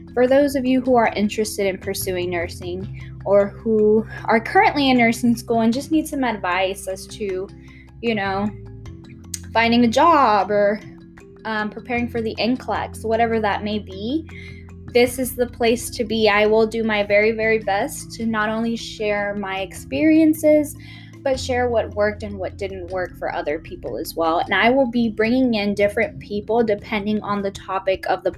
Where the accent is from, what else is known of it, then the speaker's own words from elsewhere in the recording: Houston, Texas, United States; moved away as an adult; now in Austin, United States; I grew up in Northwest Houston. I moved to Austin about 5 years ago when I began my undergrad career